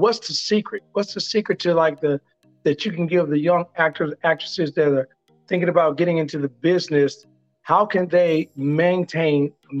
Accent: Chicago, Illinois, United States; a Chicago person like we are

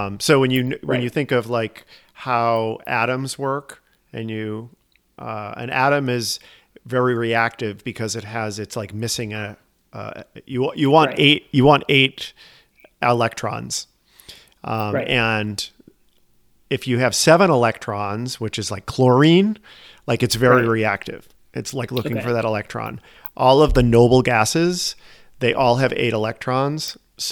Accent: Boston, Massachusetts, United States; now in Chicago, United States; I'm from Boston

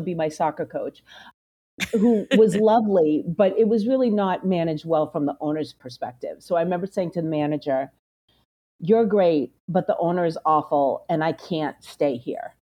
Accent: Belmont, Massachusetts, United States; I grew up in Belmont, Massachusetts

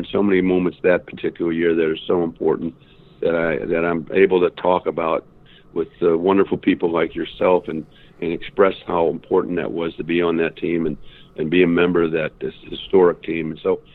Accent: St. Louis, Missouri, United States; moved away; I'm from St. Louis originally

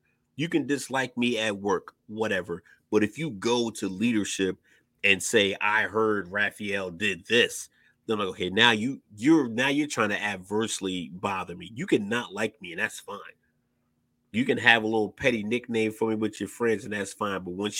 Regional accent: Virginia, United States; moved away; I'm from Virginia, so people say it's not really the South. It's like mixed.

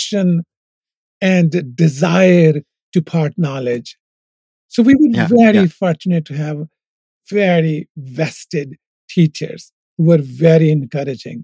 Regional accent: Punjab, Pakistan; born or raised there; moved away as an adult; now in United States

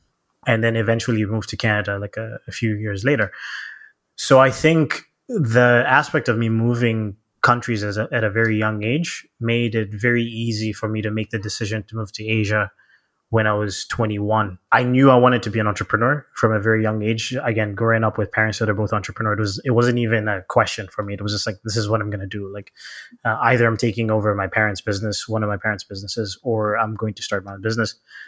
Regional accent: Zambia; born there; So I guess it starts with, I was born in Zambia, Southern Africa.

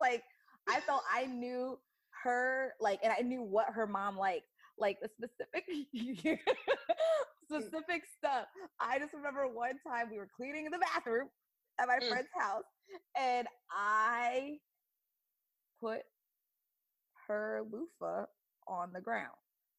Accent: Canada; I don't know that phrase at all, but I'm from Canada.

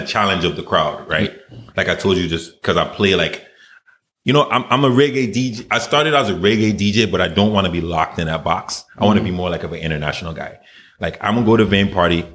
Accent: Charlotte Amalie, U.S. Virgin Islands; moved away; I grew up in the Virgin Islands.

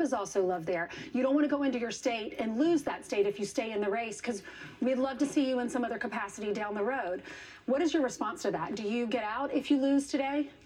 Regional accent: South Carolina, United States; I'm from South Carolina

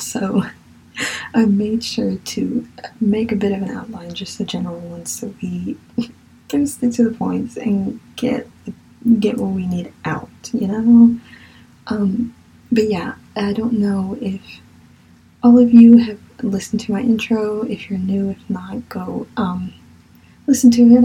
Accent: Virginia, United States; accent: southern; I really feel like my southern accent is coming out in some of this. Sorry. I'm from Virginia

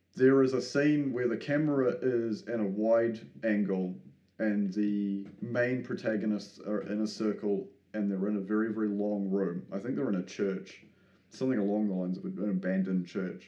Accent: New Zealand; me being a New Zealander

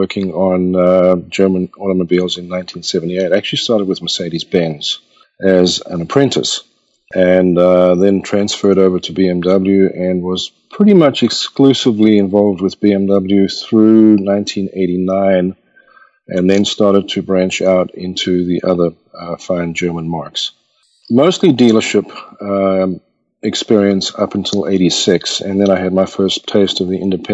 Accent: Pietermaritzburg, KwaZulu-Natal, South Africa; now in United States; I was born and raised in South Africa. And in the mid to late 60s, in a little town called Pietermaritzburg

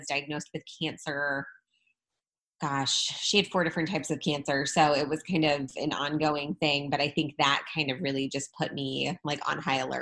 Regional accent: St. Louis, Missouri, United States; I am from St. Louis. Was born and raised in St. Louis

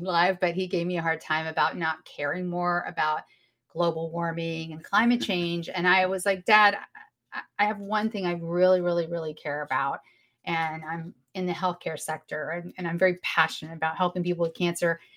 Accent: the South, United States; I am from the South

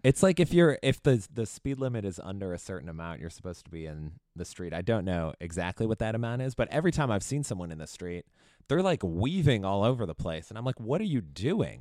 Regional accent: Chicago, Illinois, United States; I grew up in Chicago area

